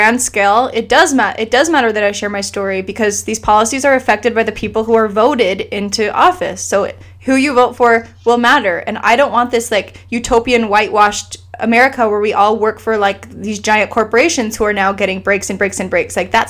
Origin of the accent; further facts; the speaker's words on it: Iceland; moved away; I grew up in Iceland